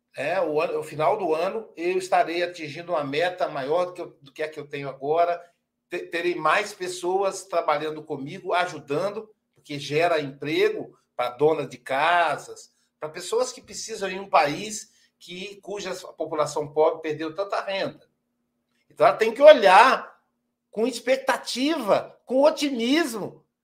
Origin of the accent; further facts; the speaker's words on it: Minas Gerais, Brazil; nós somos mineiro